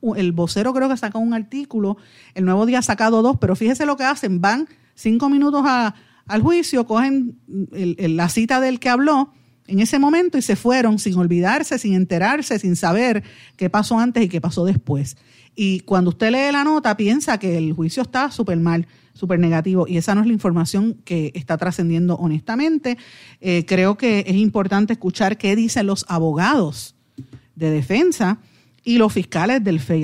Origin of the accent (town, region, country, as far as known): Puerto Rico